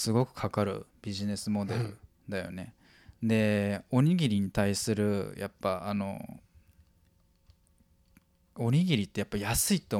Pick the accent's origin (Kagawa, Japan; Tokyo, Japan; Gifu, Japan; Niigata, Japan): Tokyo, Japan; 江戸っ子だか